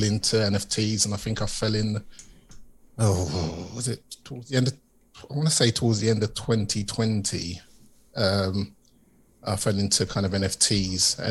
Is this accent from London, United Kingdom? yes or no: yes; London, United Kingdom; I'm from East London originally, typical working class background, East London